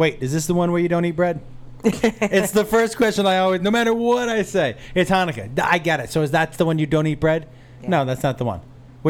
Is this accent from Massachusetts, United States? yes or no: yes; Massachusetts, United States; I grew up in Massachusetts, and I had three older brothers, and my mom and dad are together, still married.